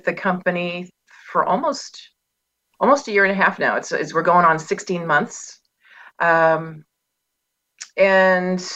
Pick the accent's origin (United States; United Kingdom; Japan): United States; Pacific Northwest; I was born and raised and remain in the Pacific Northwest